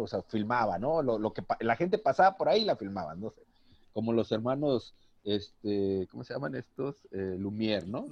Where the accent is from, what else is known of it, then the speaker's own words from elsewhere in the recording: Manzanillo, Colima, Mexico; yo soy de Manzanillo, yo radico en Manzanillo, Colima